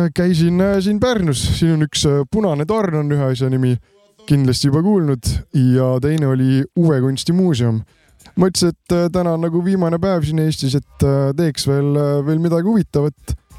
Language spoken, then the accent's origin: Estonian; Cologne, North Rhine-Westphalia, Germany; Estonian is a second language; ma ikkagi olen sakslane